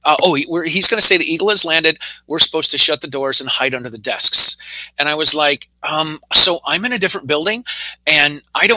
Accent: Massachusetts, United States; I'm from Massachusetts

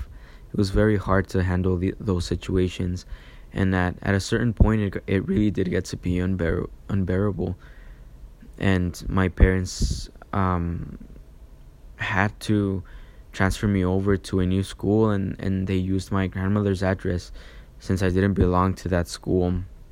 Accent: Chihuahua, Mexico; born there; I was born in Mexico in the beautiful state of Chihuahua on April 25th.

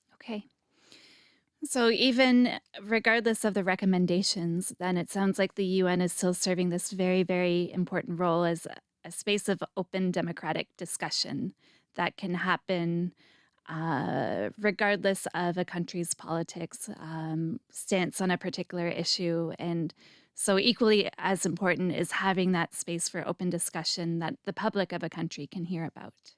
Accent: Canada; now in Israel; my background is I'm Canadian

